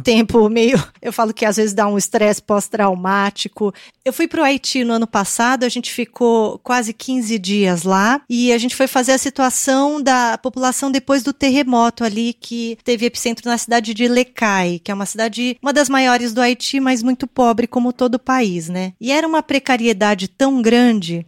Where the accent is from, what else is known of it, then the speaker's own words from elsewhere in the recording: Brazil; also born or lived in Japan; Eu nasci aqui no Brasil. Meus pais são coreanos, nasceram na Coreia.